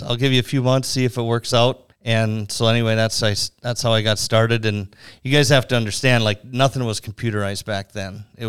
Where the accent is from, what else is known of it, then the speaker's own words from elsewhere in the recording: Red Lake Falls, Minnesota, United States; I grew up in Red Lake Falls, Minnesota, which is up by Crookston. My family still farms up there.